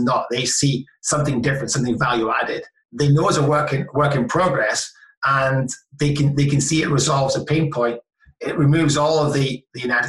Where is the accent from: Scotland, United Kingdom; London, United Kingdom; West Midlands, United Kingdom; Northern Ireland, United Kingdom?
Scotland, United Kingdom; I'm Scottish